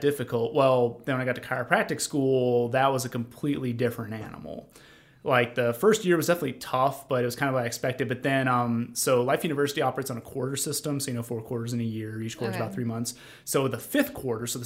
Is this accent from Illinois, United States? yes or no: yes; northwestern Illinois, United States; moved away as an adult; also born or lived in Mississippi; I am from a tiny town in northern Illinois, northwestern Illinois, so it's not anywhere near Chicago.